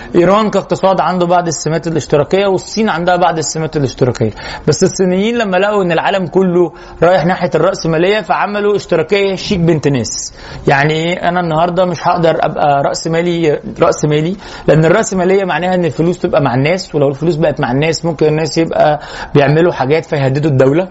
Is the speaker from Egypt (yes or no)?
yes; Egypt; احنا كمصريين